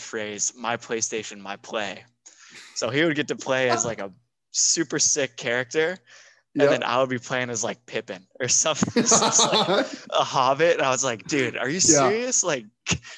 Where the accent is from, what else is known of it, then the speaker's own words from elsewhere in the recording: San Diego, California, United States; I was born in San Diego and I lived down there.